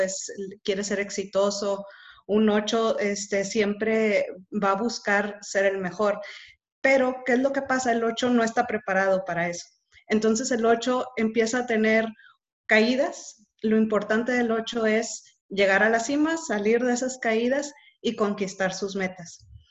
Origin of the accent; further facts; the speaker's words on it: Monterrey, Nuevo León, Mexico; Soy de Monterrey